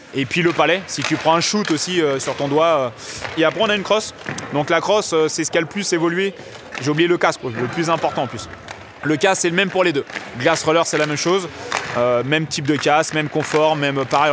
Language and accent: French; France; en tant que petit français en France